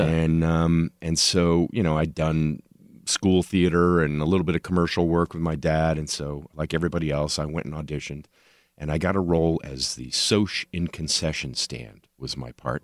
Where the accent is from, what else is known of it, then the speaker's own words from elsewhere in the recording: Tulsa, Oklahoma, United States; moved away as an adult; now in Los Angeles, United States; I actually was born and raised in Tulsa, Oklahoma